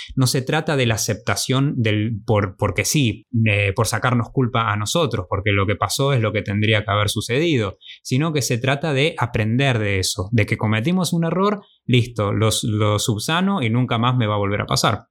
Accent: Argentina; moved away as an adult; nos fuimos por mucho tiempo de Argentina

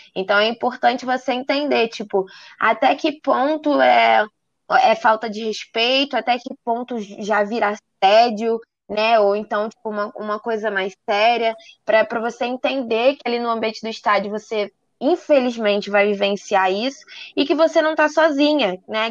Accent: Rio de Janeiro, Brazil; Sou aqui do Rio de Janeiro

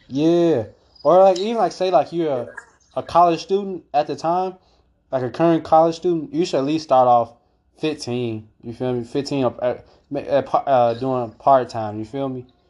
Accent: Calumet City, Illinois, United States; I claim Calumet City. That's where I grew up and I was raised there

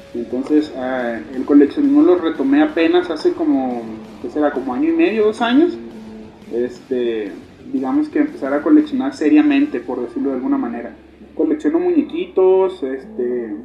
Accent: Ciudad Guzmán, Jalisco, Mexico; also born or lived in Chiapas; Originario, nacido en Chiapas, criado y registrado en Ciudad Guzmán, Jalisco.

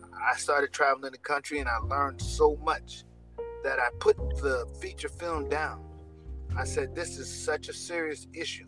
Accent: New York City, New York, United States; I'm from Jamaica, Queens, New York. It's a rough neighborhood in New York

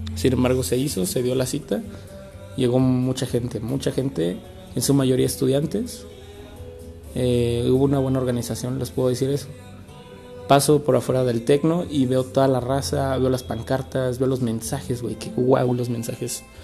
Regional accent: Celaya, Guanajuato, Mexico; aquí en Celaya, de donde soy natal, soy autóctono de aquí, de Celaya

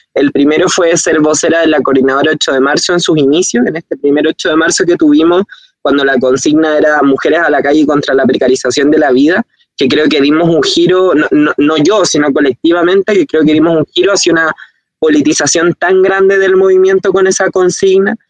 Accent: Chile; nuestro país

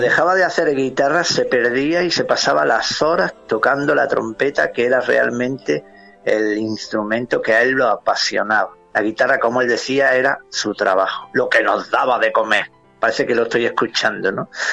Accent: Granada, Andalusia, Spain; moved away as an adult; me siento muy orgulloso de lo que soy y de donde soy, en este orden, granaíno, andaluz y español

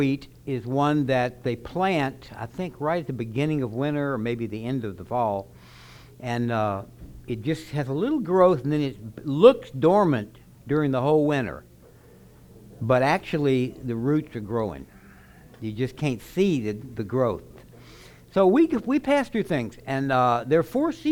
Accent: Baton Rouge, Louisiana, United States; now in Oklahoma, United States; I'm from Baton Rouge, so I know about no winters. But now I live in Oklahoma, so I also know about winters.

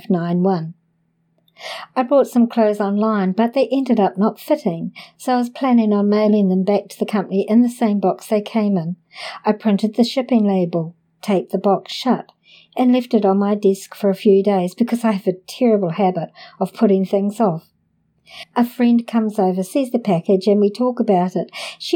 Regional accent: Canada; now in Los Angeles, United States; I want to note that I am from Canada and the oldest in my family, so this was a big transition for all of us.

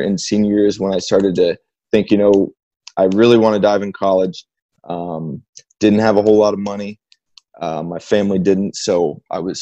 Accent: Bloomington, Indiana, United States; Bloomington, my hometown

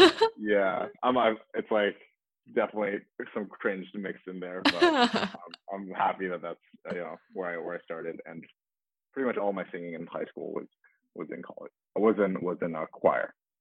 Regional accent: Beijing, China; moved away as an adult; also born or lived in Bay Area, United States; so I was born up in the Bay Area, but when I was six, my family, we moved back to China. So for most of my life, from when I was 6 to 18, I actually grew up in Beijing.

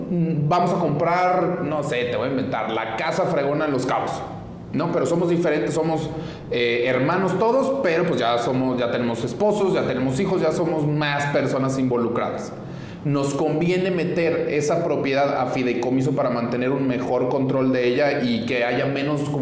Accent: Mexico; soy mexicana y tengo mis propiedades en Estados Unidos

